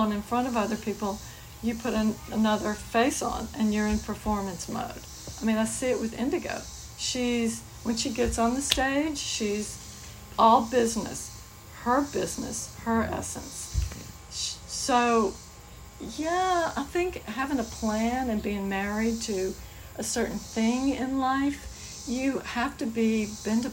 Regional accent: New Orleans, Louisiana, United States; moved away as an adult; also born or lived in Metairie, Louisiana; now in Eureka Springs, United States; I grew up in New Orleans

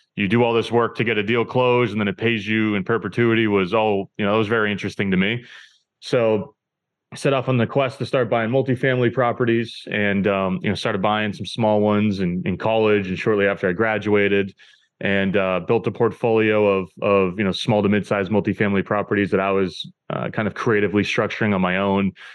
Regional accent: New Hampshire, United States; moved away as an adult; now in Boston, United States; I currently live in Boston, Massachusetts. I grew up in New Hampshire, um, so I've always lived in the Northeast.

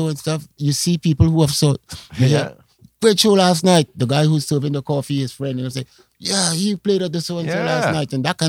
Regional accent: Trinidad & Tobago; now in Canada; So I think other people coming to Canada, other Caribbean, they were kind of like, I'm from Trinidad, by the way, but mm-hmm.

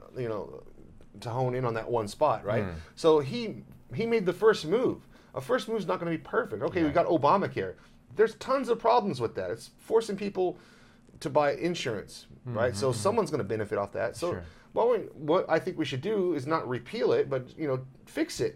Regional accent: Texas, United States; I'm from Texas

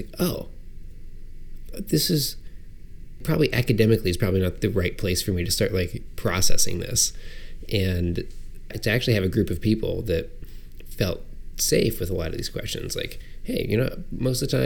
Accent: Illinois, United States; moved away; back home, where I grew up in Illinois

